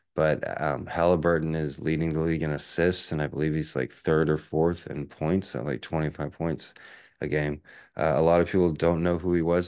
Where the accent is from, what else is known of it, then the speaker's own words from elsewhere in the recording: Texas, United States; now in Honolulu, United States; growing up in Texas